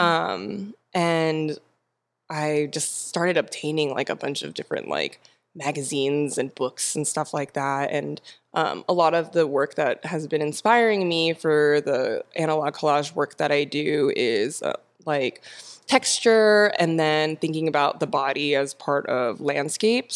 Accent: Temecula, California, United States; moved away as an adult; now in San Diego, United States; I grew up in Temecula, but I've been in San Diego for ten years

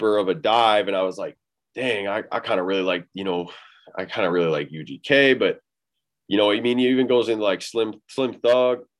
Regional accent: Illinois, United States; now in Iowa, United States; It's actually technically Illinois is where I'm from, but yeah, I stay in Iowa now

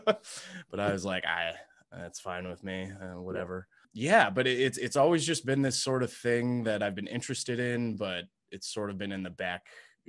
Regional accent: Indianapolis, Indiana, United States; So yeah, I grew up from I'm from originally from Indianapolis, Indiana.

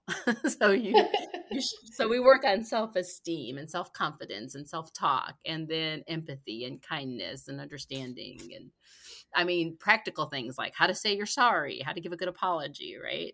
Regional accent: Gary, Indiana, United States; now in Lexington, United States; I'm originally from Gary, Indiana, but we've been here in Lexington since, well, since before our son

